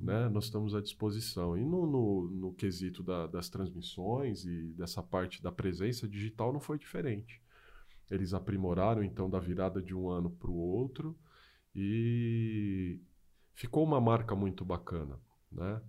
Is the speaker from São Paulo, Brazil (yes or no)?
yes; São Paulo, Brazil; moved away as an adult; now in Mogi das Cruzes, Brazil; eu sou de São Paulo, moro em Mogi das Cruzes aí há pouco menos de 10 anos